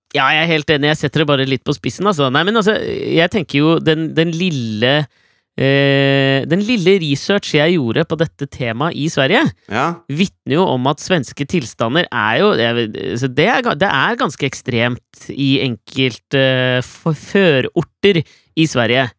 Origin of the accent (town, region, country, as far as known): Norway